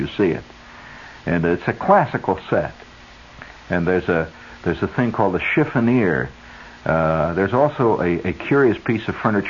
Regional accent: Indiana, United States; I come from Indiana.

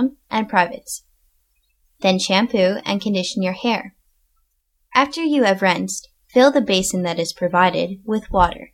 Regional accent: Canada; moved away as an adult; also born or lived in northern Japan; now in Japan; I am originally from Canada

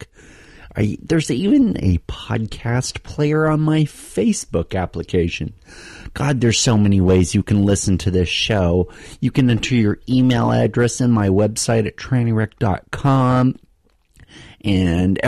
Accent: Utah, United States; moved away; I spent a week in my home state, the state where I grew up, the state that produced me.

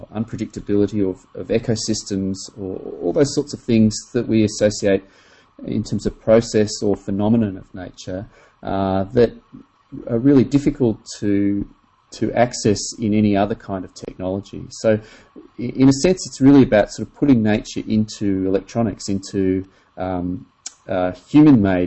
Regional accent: Australia; I grew up in Australia, and I was very fortunate to spend a lot of time in the bush

